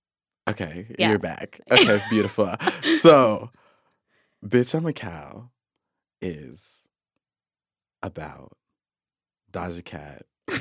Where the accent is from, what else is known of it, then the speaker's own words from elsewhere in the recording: Kansas, United States; I mean, we're from Kansas. We love a good cow.